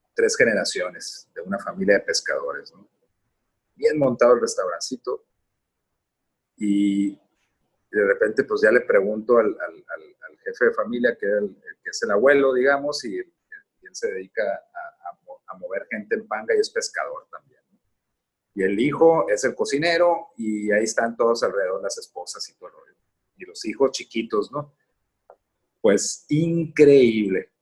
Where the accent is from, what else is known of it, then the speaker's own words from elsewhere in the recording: Sinaloa, Mexico; soy sinaloense